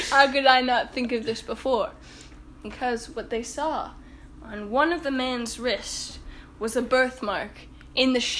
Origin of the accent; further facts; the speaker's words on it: Nebraska, United States; And we ship them off not only around my home state of Nebraska